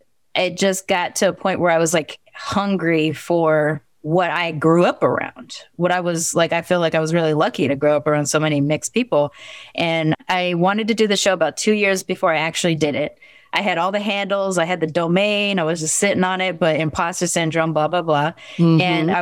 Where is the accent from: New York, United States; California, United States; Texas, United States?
California, United States; Long Beach; also born or lived in Sacramento; Because I grew up in Long Beach and in Sacramento too, but in Long Beach is where my personality is formed. And so it was a very Black and Mexican area that I grew up in.